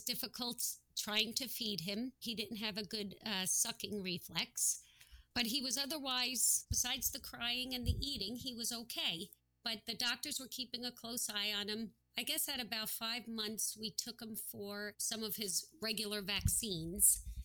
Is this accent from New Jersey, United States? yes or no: yes; New Jersey, United States; We're from New Jersey